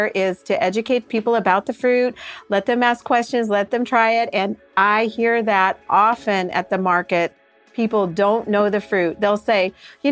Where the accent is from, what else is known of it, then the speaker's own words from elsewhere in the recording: Missouri, United States; moved away; I'm originally from Missouri